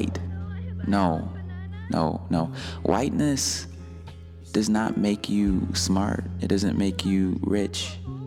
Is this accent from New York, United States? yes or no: no; Detroit, Michigan, United States; I grew up in Detroit, Michigan, and in a part where some would refer to as the hood